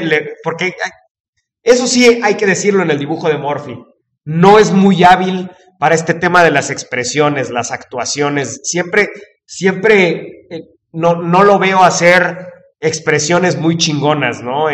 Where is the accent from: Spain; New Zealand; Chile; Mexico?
Mexico; los mexicanos seamos así